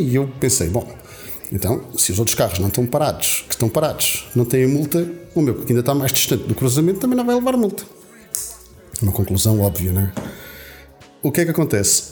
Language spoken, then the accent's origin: Portuguese; Alentejo, Portugal; eu, como boa alentejano